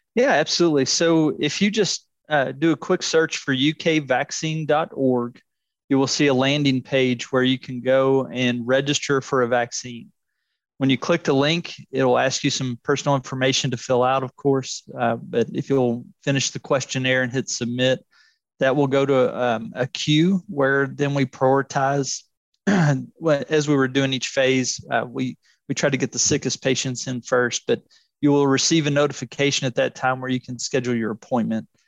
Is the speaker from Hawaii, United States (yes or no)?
no; Louisville, Kentucky, United States; I'm from Louisville originally, um, and I grew up playing